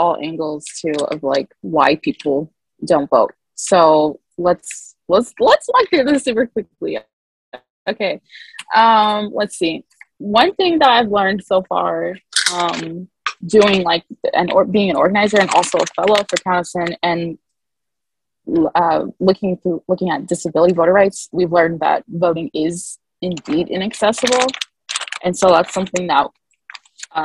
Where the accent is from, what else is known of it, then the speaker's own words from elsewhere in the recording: Muncie, Indiana, United States; I'm from Muncie